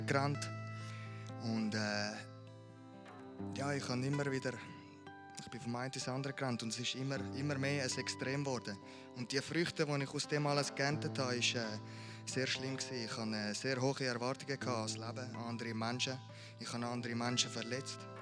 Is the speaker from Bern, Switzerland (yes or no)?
no; Amriswil, Thurgau, Switzerland; Ich bin hier aufgewachsen in Amriswil in einer super Family.